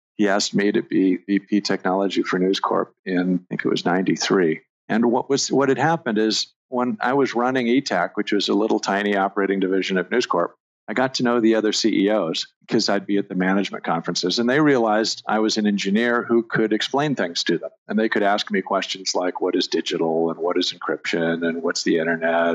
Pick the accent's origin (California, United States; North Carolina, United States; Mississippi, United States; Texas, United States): California, United States; Southern; growing up in Southern California